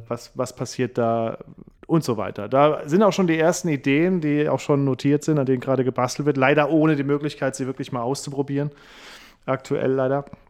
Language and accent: German; Rilchingen-Hanweiler, Saarland, Germany; moved away as an adult; also born or lived in Saarbrücken / Berlin; now in Heidelberg, Germany; Aufgewachsen in Rilchingen-Hanweiler, geboren in Saarbrücken, dann lange Zeit in Saarbrücken